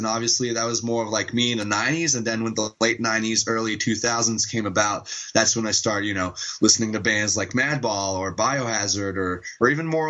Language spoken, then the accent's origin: English; Montreal, Quebec, Canada; Well, Montreal mostly or around Montreal, but yes, we are all French Canadians from Montreal.